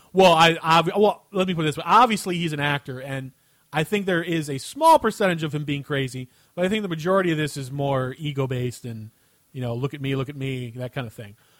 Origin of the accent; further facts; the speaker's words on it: United States; I'm an American